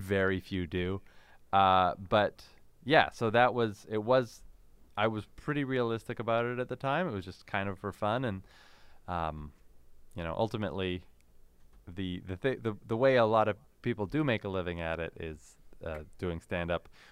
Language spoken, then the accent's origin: English; Canada; born or raised there